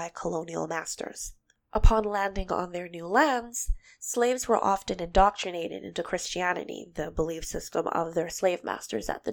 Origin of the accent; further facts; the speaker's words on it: Bahamas; moved away; I'm originally from the Bahamas, so my country's indigenous spirituality